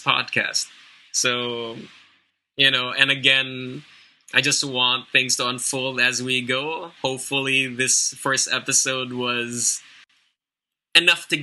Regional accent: Philippines; I am Filipino, I come from the Philippines

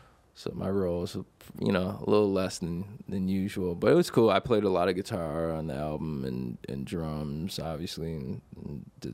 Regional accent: Buffalo, New York, United States; I grew up in Buffalo, New York.

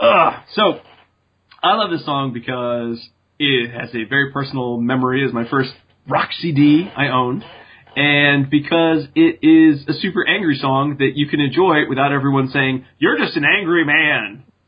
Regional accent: New England, United States; I mean, I don't sound like I'm from New England and I'm from New England.

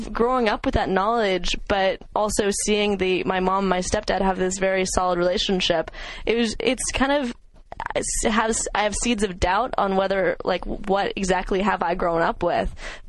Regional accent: Central Valley, California, United States; there was kind of a weird culture in my hometown. I grew up about an hour and a half away from Stanford in the Central Valley, where it was kind of a bedroom community for the Bay Area, where parents weren't home a lot.

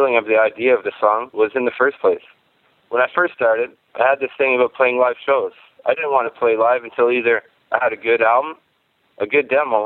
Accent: Canada; I'm a musician from Canada

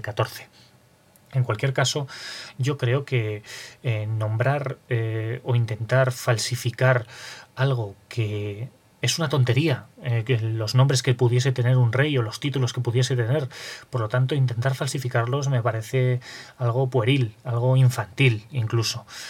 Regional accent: Aragon, Spain; also born or lived in Zaragoza; resido en Zaragoza y por lo tanto soy aragonés

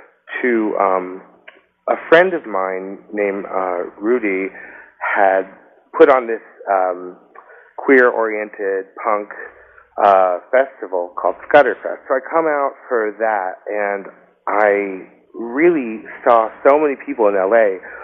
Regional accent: Acton, Massachusetts, United States; moved away as an adult; also born or lived in Indiana / Boston area; now in Los Angeles, United States; I was born overseas, but I grew up in Massachusetts, in the sort of woodsy suburbs in a town called Acton, and when I graduated high school, I moved to Indiana, and I lived there for like 7 years.

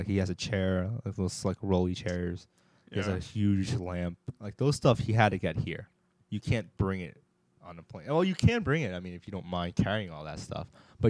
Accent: New York, United States; moved away as an adult; now in Boston, United States; I'm from New York

